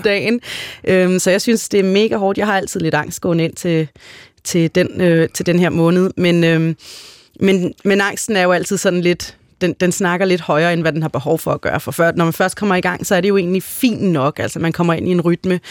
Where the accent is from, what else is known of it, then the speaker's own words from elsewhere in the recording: Denmark; jeg er jo født og opvokset her i Danmark